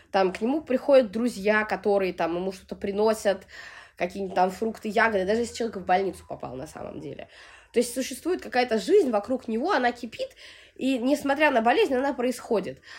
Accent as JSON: {"language": "Russian", "region": "Sevastopol", "country": "Ukraine", "tie": "born there", "moved": "yes", "said": "Родилась я в Севастополе, вот, но так как мой отец гражданин Российской Федерации, у меня российское гражданство, как и у матери"}